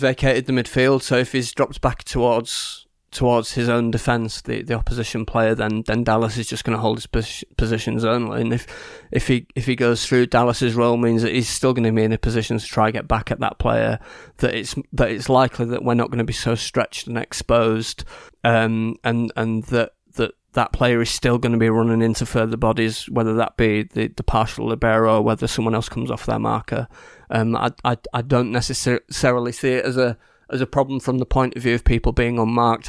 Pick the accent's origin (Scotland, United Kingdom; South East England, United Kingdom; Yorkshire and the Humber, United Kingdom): Yorkshire and the Humber, United Kingdom; I'm from Yorkshire